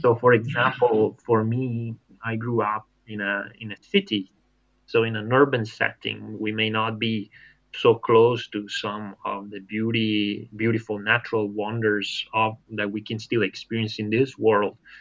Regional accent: Italy; now in Loma Linda, United States; I'm originally from Italy

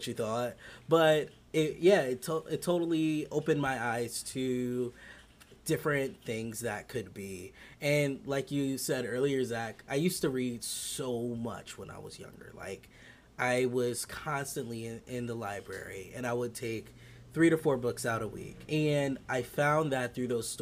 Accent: upstate New York, United States; born and raised in upstate New York.

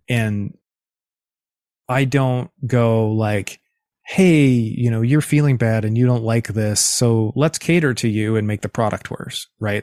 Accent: East Coast of the US, United States; moved away as an adult; also born or lived in Los Angeles; I'm from the East Coast of the U S and moved to Los Angeles

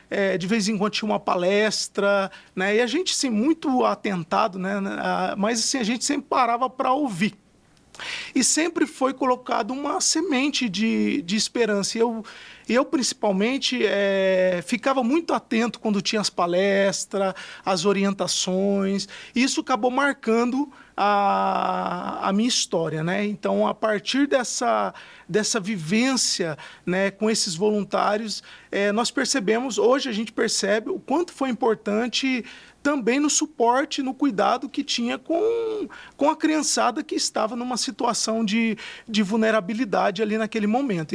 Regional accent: Fernandópolis, São Paulo, Brazil; eu sou do interior de São Paulo, de uma cidade chamada Fernandópolis

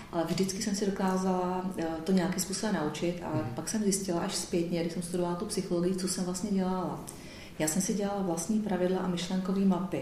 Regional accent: Pardubice, Pardubice Region, Czechia; moved away; já jsem původně z Pardubic

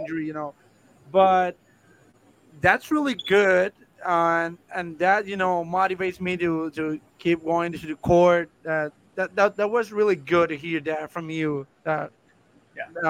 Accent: Guaynabo, Puerto Rico; English is a second language; I live in Guaynabo all my life

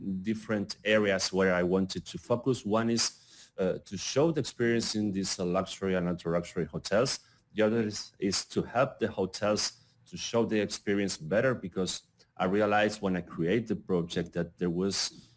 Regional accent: Argentina; I'm from Argentina

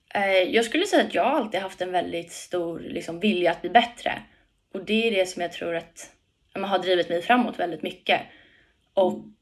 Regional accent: Tyresö, Stockholm County, Sweden; Hemma i Tyresö, Tyresö FF.

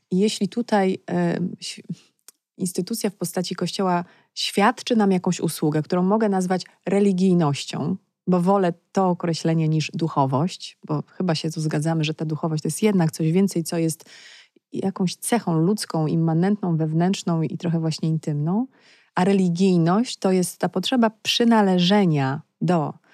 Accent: Legnica, Lower Silesian Voivodeship, Poland; Ja jestem z Legnicy

